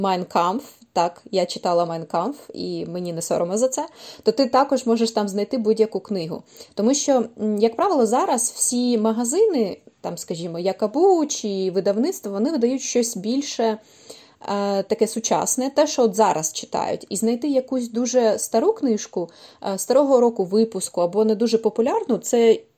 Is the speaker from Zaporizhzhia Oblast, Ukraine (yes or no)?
no; Kyiv, Ukraine; я киянка